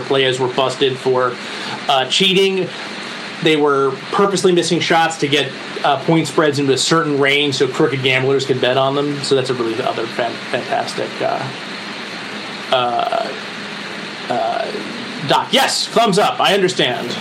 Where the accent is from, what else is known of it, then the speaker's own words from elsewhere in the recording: outside Cleveland, Ohio, United States; moved away; I grew up outside Cleveland